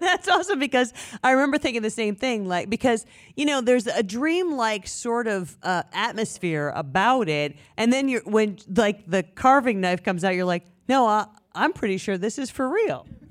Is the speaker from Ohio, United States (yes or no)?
yes; Tiffin, Ohio, United States; Tiffin is my hometown